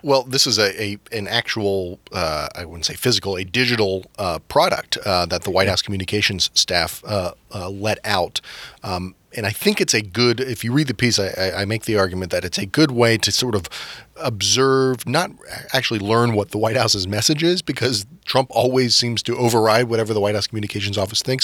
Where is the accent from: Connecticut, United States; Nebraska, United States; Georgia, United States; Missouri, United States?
Georgia, United States; Atlanta; now in Washington, D.C., United States; I'm from Atlanta